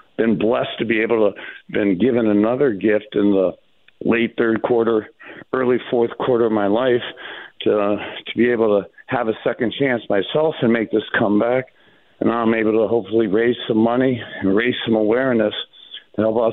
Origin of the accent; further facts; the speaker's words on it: Cleveland Heights, Ohio, United States; I'm literally from Cleveland Heights